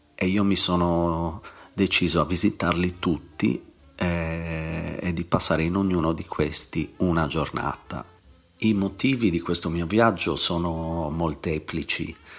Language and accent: Italian; Sardinia, Italy; moved away as an adult; now in England, United Kingdom; io come sardo adoro la mia terra, ma vivo in Inghilterra da 11 anni